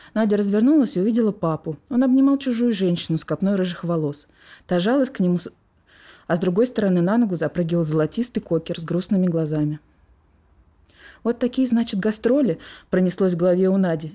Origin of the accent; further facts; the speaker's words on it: Moscow, Russia; also born or lived in Saint Petersburg; я родилась уже в Москве. Но вот дитя любви вот такой вот между городами. Вся моя жизнь, она вот э, проходила между Ленинградом и Москвой